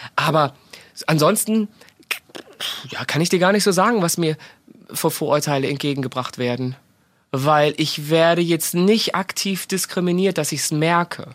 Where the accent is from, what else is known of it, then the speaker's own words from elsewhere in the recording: Germany; wir Deutschen